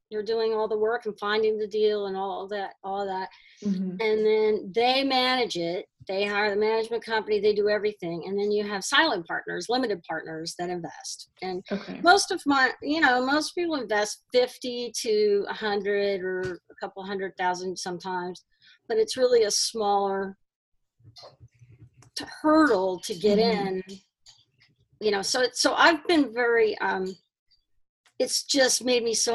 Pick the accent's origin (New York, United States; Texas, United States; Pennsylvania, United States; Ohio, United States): Texas, United States; Houston; moved away; my hometown of Houston, and I go back there now